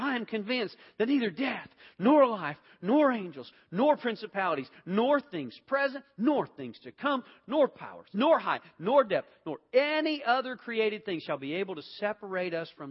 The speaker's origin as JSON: {"language": "English", "town": "Atlanta", "region": "Georgia", "country": "United States", "said": "I came from Atlanta, so it's a little tough, okay?"}